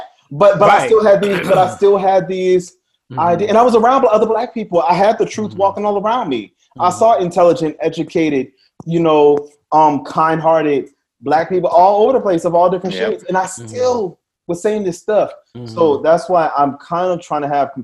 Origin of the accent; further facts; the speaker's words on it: New Orleans, Louisiana, United States; we grew up in New Orleans